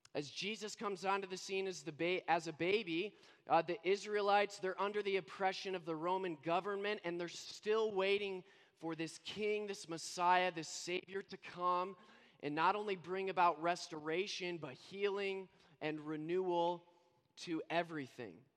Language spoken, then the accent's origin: English; Indiana, United States; also born or lived in Scranton, Pennsylvania / Florida; now in Vancouver, Canada; I was born and raised in Indiana, then moved to Pennsylvania, Scranton, Pennsylvania, home of the office. Yes, that's my hometown.